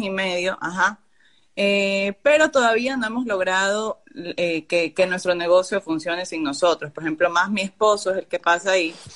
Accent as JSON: {"language": "Spanish", "country": "Ecuador", "said": "yo soy de Ecuador"}